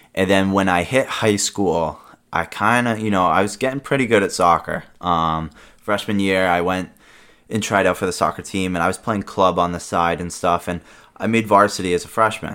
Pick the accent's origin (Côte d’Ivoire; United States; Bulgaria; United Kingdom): United States; Rehoboth, Massachusetts; born or raised there; also born or lived in Rumford, Rhode Island